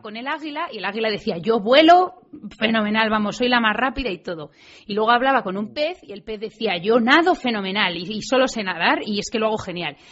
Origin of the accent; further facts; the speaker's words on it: Madrid, Community of Madrid, Spain; yo nací en Madrid, en el centro además